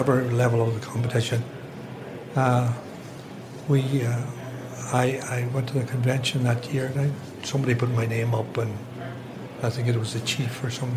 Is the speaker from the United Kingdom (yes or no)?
no; Killybegs, Ulster, Ireland; moved away as an adult; now in New York, United States; I grew up in Killybegs, and my parents were from the village of Ardra